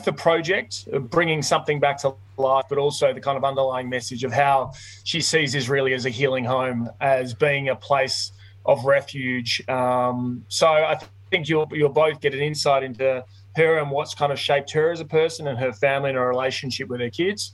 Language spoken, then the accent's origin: English; Victoria, Australia; moved away; I'm originally from Victoria. We've got a dairy farm down in Western Victoria